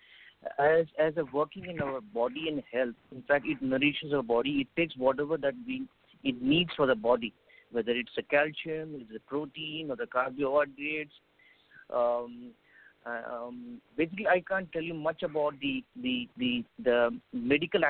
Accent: India; I'm from India.

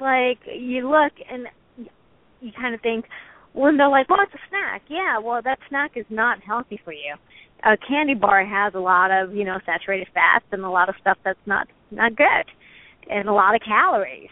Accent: United States; as an American

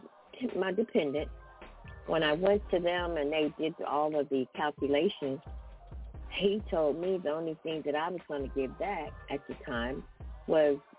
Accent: Ohio, United States; moved away as an adult; now in Las Vegas, United States; I am originally from Ohio, but I have now, I've been living in Las Vegas now for about 5 years

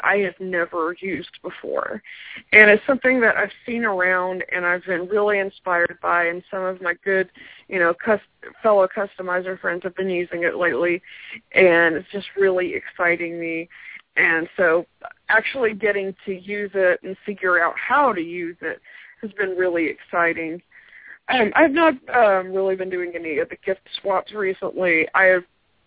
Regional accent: Houston, Texas, United States; I grew up in Houston, Texas

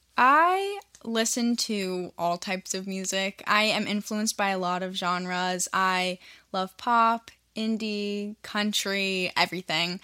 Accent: Virginia, United States; I'm from Virginia. So I was a high school student

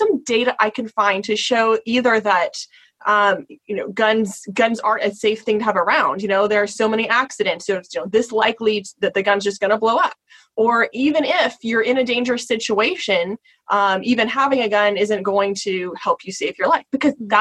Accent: Texas, United States; I grew up in Texas

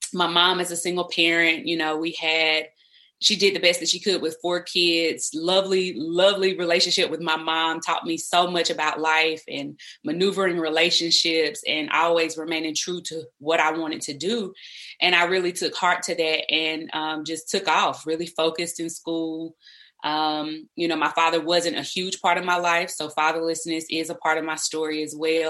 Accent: South Carolina, United States; I am originally from South Carolina. I am the oldest daughter of four children by my mother. And so I definitely come from a hometown where I grew up around cousins and my grandmother and aunties

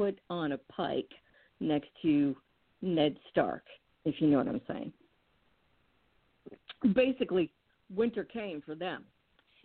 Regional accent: New England, Massachusetts, United States; I was raised in New England

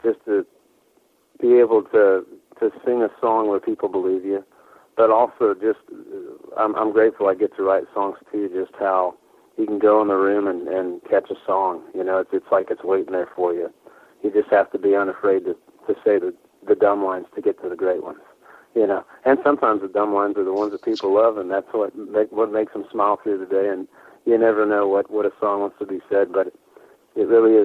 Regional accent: Texas, United States; moved away; I grew up in Texas

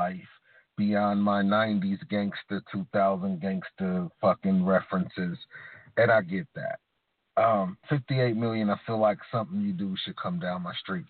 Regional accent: United States; I'm from America

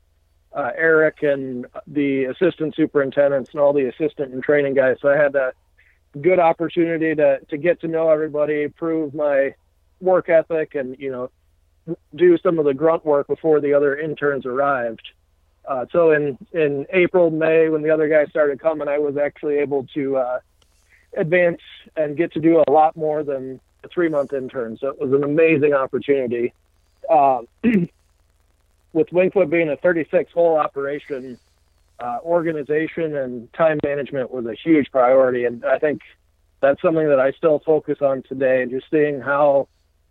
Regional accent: East Moline, Illinois, United States; now in Detroit, United States; I'm from East Moline, Illinois, which is part of the Quad Cities area in far west Illinois, right on the Mississippi.

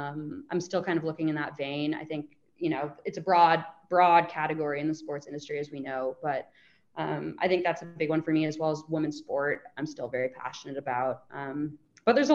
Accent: United States; moved away as an adult; also born or lived in Melbourne, Australia; being American

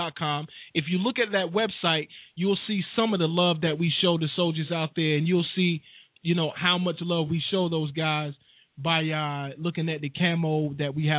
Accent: United States; I definitely love the country that I know is mine, that I was born in from a sibling up. And from an infant up

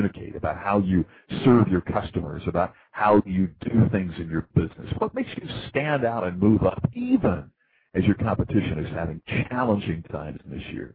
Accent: United States

